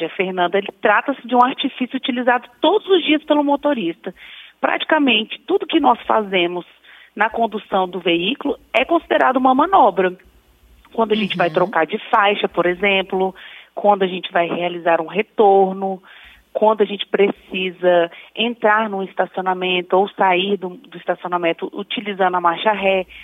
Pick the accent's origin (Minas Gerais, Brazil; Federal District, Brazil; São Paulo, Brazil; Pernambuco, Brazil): Federal District, Brazil; Brasília; Não sou, sou de Brasília.